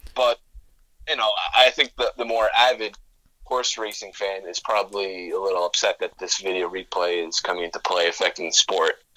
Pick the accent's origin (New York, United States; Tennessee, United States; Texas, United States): New York, United States; Garden City; that's from Garden City and that's literally like my hometown